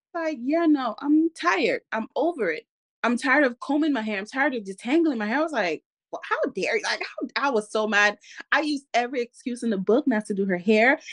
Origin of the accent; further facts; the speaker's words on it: Cameroon; I come from Cameroon, West Africa